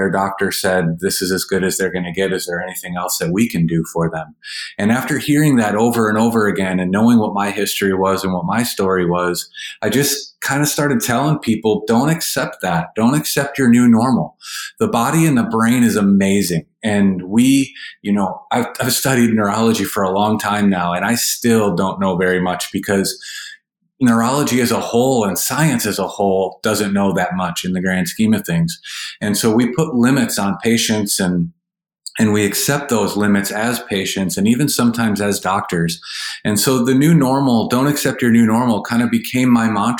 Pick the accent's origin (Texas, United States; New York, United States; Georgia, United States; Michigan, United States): Michigan, United States; Manistee; now in Jacksonville, United States; I grew up in Northern Michigan, and I grew up in Manistee